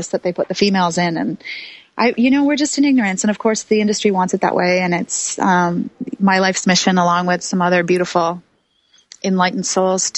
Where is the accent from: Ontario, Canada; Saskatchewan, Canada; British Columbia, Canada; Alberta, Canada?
British Columbia, Canada; Vancouver; also born or lived in New York City; the scene, the culture that I grew up in Vancouver, BC.